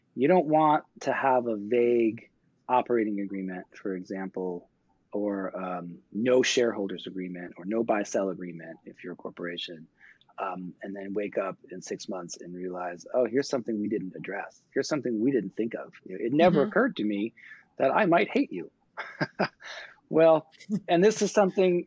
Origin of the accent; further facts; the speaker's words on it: New York, United States; I grew up in New York